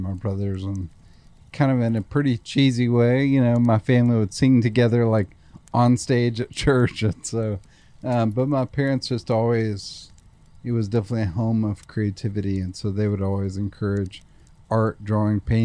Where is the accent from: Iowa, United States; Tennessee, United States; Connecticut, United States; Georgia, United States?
Tennessee, United States; Nashville; I certainly love growing up here